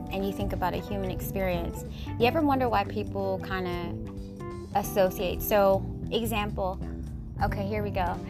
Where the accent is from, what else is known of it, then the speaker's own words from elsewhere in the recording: Washington, United States; moved away; also born or lived in Southern California; Whenever I visit my hometown, I always go that place, and I go to my grandparents' gravesite, and that's over by my old school when I went to kindergarten